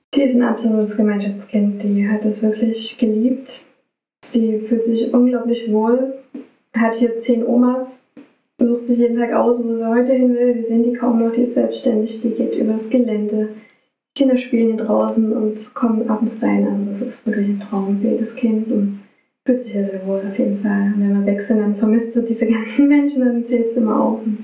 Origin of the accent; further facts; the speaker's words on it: Radebeul, Saxony, Germany; also born or lived in Dresden; ich komme hier aus der Gegend, meine Heimat ist Radebeul, Dresden